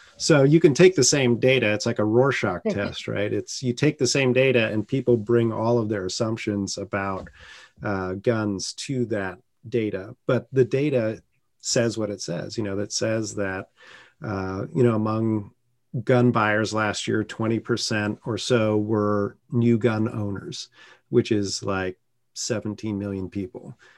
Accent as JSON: {"language": "English", "area": "San Francisco Bay Area", "region": "California", "country": "United States", "tie": "born or raised there", "moved": "as an adult", "lives_now": "North Carolina, United States", "said": "I grew up in the San Francisco Bay Area in a blue bubble"}